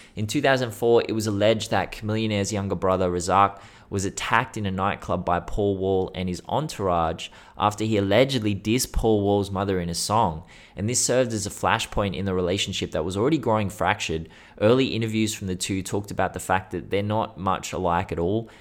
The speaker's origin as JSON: {"language": "English", "town": "Sydney", "region": "New South Wales", "country": "Australia", "said": "I'm from Sydney, Australia, not Houston, Texas"}